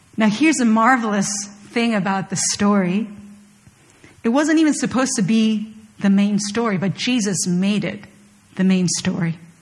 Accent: Chile; moved away; I was born and raised in Chile, and there are very few Koreans in Chile.

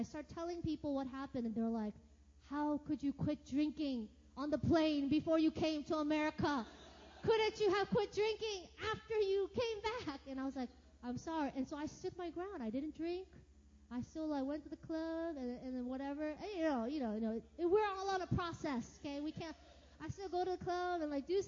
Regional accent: United States; moved away as an adult; It's like 14 hours back to my hometown

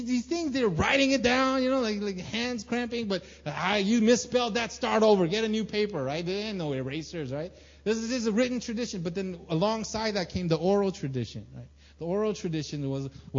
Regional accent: United States; now in South Korea; As a Korean American living in Korean

